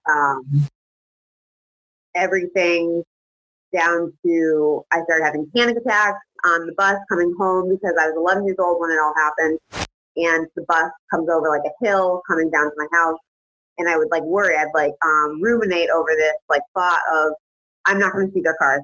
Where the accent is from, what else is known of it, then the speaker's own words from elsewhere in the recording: East Hartford, Connecticut, United States; I was born and raised in East Hartford, Connecticut